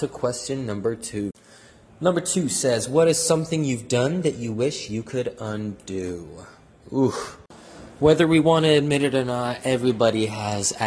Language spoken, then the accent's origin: English; Seattle, Washington, United States; moved away as an adult; now in Houston, United States; I'm from Seattle, Washington, 206